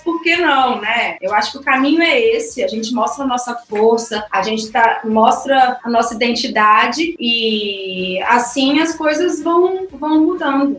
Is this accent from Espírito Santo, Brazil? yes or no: yes; Vitória, Espírito Santo, Brazil; moved away as an adult; now in Angola; eu nasci em Vitória, no Espírito Santo